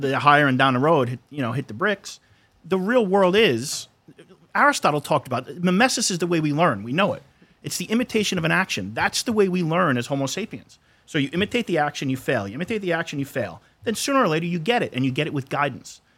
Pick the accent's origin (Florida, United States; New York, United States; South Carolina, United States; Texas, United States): New York, United States; Brooklyn; also born or lived in Long Island; I grew up in Brooklyn, Long Island